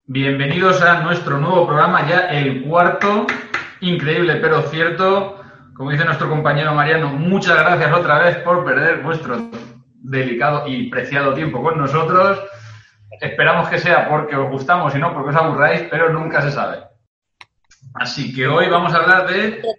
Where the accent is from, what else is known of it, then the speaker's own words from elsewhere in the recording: the north of England, United Kingdom; Spanish is a second language; Perdona mi super pronunciación inglesa, pero vengo del norte de Inglaterra.